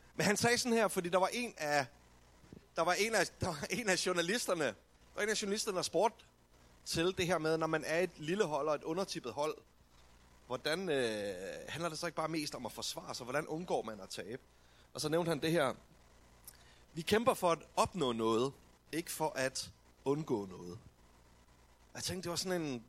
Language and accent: Danish; Denmark